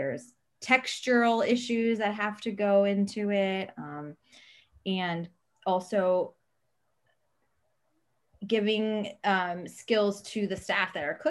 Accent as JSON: {"language": "English", "region": "Maryland", "country": "United States", "tie": "born or raised there", "also_born_or_lived": "Italy / New York", "said": "I was born in Italy, and my family moved to the States, to Maryland, when I was 6."}